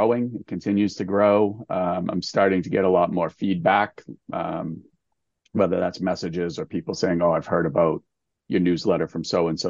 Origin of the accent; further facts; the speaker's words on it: Massachusetts, United States; my home state of Massachusetts